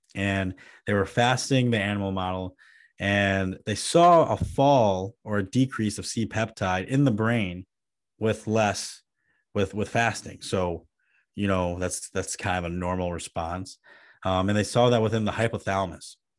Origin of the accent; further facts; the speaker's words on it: Midwest, United States; me as a Midwesterner